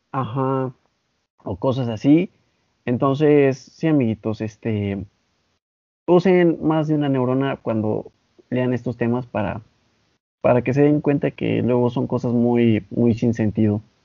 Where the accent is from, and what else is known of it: Mexico